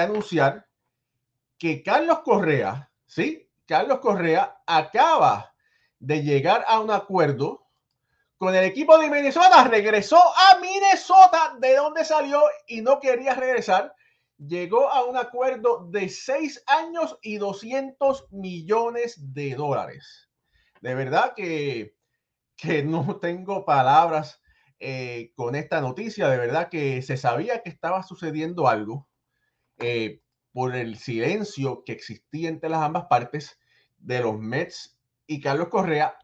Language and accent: Spanish; Puerto Rico; yo soy boricua también